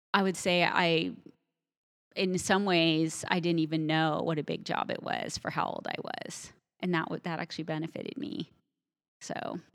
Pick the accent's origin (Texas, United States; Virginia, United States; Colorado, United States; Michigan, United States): Colorado, United States; eastern; I grew up in Colorado, but I grew up on the plains. And so out in eastern Colorado